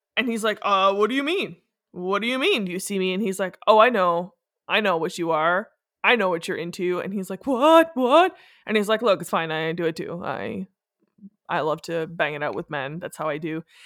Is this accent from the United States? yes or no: no; Canada; in Canada we say lieutenant.